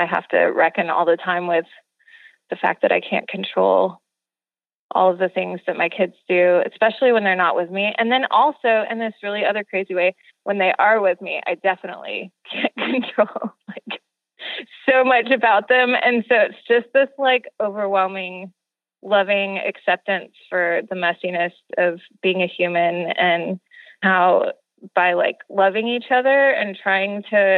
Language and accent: English; Houston, Texas, United States; And I'm from Houston, Texas, and I teach art to kinder, first and second grade.